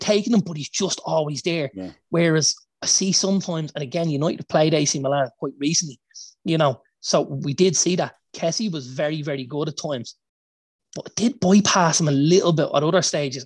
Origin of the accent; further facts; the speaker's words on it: Ireland; as Irish fans